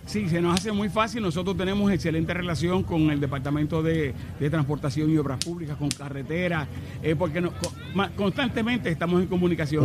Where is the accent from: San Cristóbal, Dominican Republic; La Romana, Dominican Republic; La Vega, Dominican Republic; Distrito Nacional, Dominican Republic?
Distrito Nacional, Dominican Republic; Santo Domingo; moved away as an adult; now in Puerto Rico; Yo nací en Santo Domingo, República Dominicana